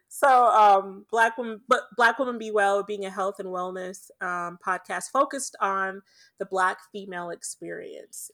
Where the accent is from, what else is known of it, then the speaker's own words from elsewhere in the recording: Jamaica; I'm Jamaican